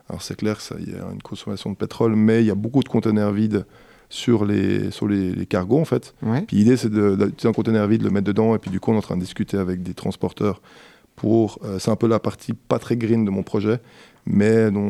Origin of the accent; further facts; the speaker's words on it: Switzerland; parce que quand euh, on est suisse